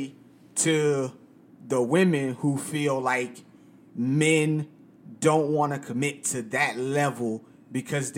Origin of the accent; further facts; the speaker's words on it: United States; as American men